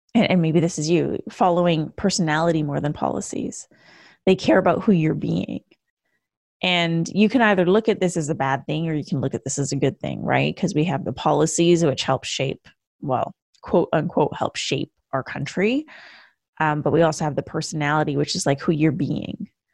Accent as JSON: {"language": "English", "country": "Canada", "moved": "as an adult", "lives_now": "United States", "said": "a Canadian who moved to the U S in two thousand fourteen"}